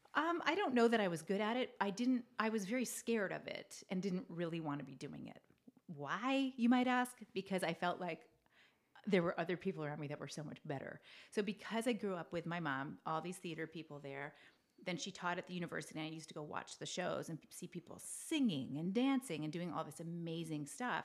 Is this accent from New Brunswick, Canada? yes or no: yes; Fredericton, New Brunswick, Canada; moved away as an adult; now in Los Angeles, United States; the capital city in New Brunswick is where I was born